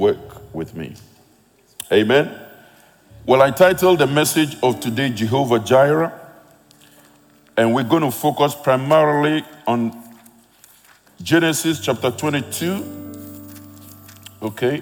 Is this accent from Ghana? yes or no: yes; Ghana; now in United Kingdom; I'm a Ghanaian by birth, living in the UK